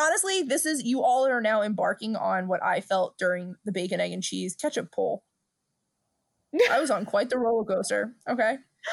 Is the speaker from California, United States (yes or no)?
no; Brooklyn, New York, United States; We're two broads from Brooklyn.